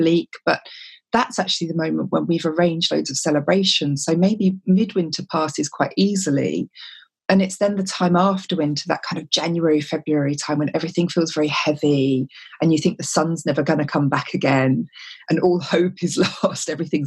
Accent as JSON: {"language": "English", "town": "Whitstable", "region": "South East England", "country": "United Kingdom", "tie": "born or raised there", "said": "my hometown of Whitstable"}